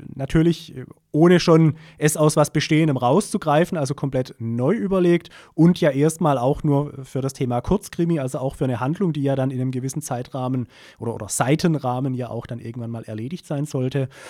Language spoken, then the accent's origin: German; Pforzheim, Baden-Württemberg, Germany; now in Keltern, Germany; Ich komme hier gebürtig auch aus Pforzheim, also bin quasi ein echtes Kind der Stadt